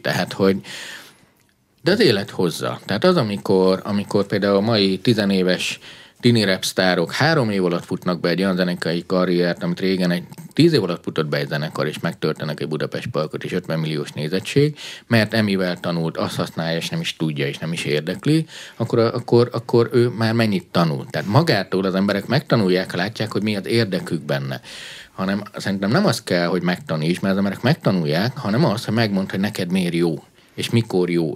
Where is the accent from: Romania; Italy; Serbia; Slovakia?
Romania; Transylvania; moved away; Én Erdélyben nőttem föl, diktatúrá volt